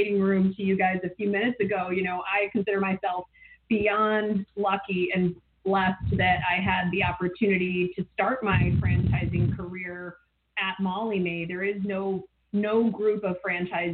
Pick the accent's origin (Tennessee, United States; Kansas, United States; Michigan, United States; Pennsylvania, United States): Michigan, United States; Ann Arbor; I grew up in Ann Arbor